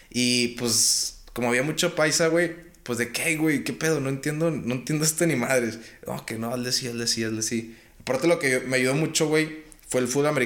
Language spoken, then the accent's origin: Spanish; Mexico; moved away; also born or lived in United States; era el mexicano